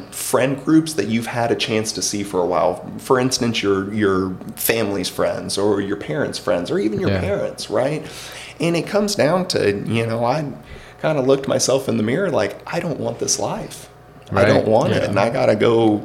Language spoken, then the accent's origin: English; Alabama, United States; moved away as an adult; now in Arizona, United States; growing up in Alabama